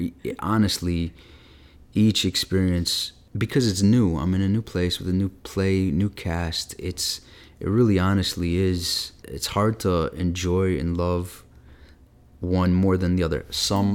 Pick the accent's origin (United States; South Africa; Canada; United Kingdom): United States; Midwest; one of the first theaters you hear about growing up in the Midwest, if you're into theater at all.